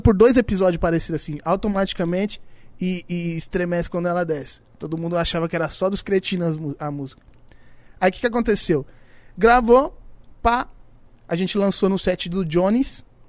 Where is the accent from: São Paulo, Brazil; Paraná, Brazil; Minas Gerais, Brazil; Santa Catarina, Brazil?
São Paulo, Brazil; Iporanga; lá no Iporanga, onde eu, onde eu nasci lá, onde eu fui criado